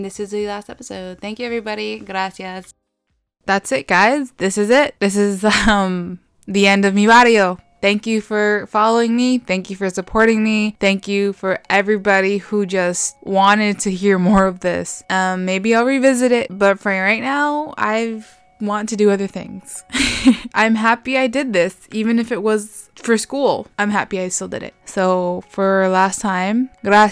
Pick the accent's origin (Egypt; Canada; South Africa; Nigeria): Canada; we're Canadian